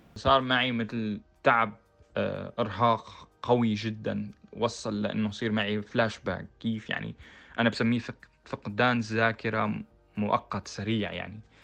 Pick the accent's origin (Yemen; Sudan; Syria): Syria; Homs, Homs Governorate; moved away as an adult; also born or lived in Netherlands; now in Germany; أنا من حمص